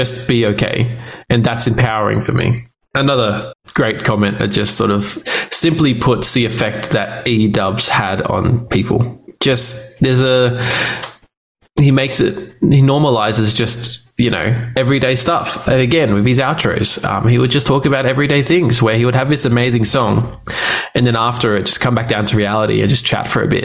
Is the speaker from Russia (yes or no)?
no; Australia; I'm Australian.